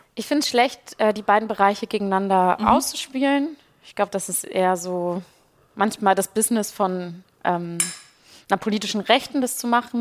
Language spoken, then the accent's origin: German; Ruhr area, North Rhine-Westphalia, Germany; ich komme aus dem Ruhrgebiet